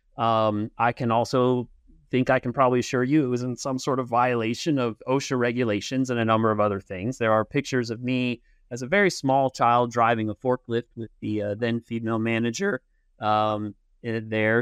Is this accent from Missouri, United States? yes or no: yes; Kansas City, Missouri, United States; also born or lived in Manhattan, Kansas / Pennsylvania; I was born in Manhattan.